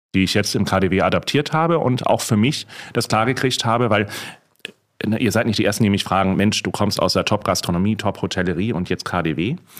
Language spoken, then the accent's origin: German; Hamburg, Germany; moved away; Ich bin Hamburger, wie du weißt, und äh, Hamburger Seele ist natürlich auch